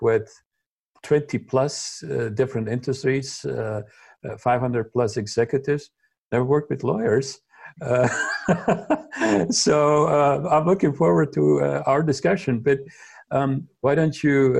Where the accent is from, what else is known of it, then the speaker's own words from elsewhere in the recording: Slovenia; moved away as an adult; also born or lived in St. Louis, United States; now in Germany; I come from Slovenia